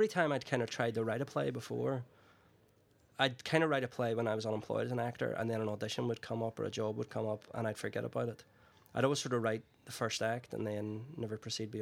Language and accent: English; Northern Ireland, United Kingdom; growing up in Northern Ireland in the 70s and 80s